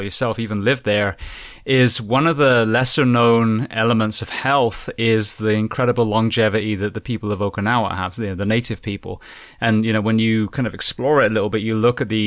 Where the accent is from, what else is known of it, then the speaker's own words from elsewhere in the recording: England, United Kingdom; now in United States; I came from England